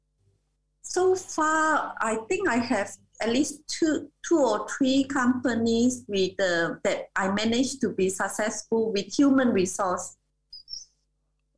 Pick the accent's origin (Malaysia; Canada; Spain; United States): Malaysia; I'm Malaysian